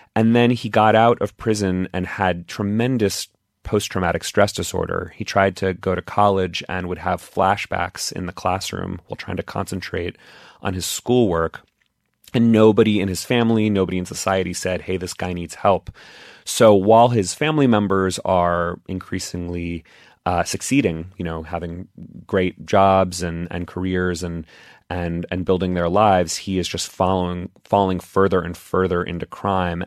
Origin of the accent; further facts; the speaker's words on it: Texas, United States; I grew up in Texas